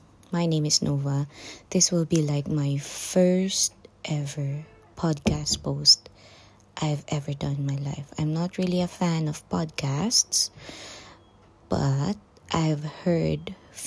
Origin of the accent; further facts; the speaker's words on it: Panabo, Davao del Norte, Philippines; moved away as an adult; now in United Kingdom; I came from the Philippines, Davao City specifically. No, Panabo City.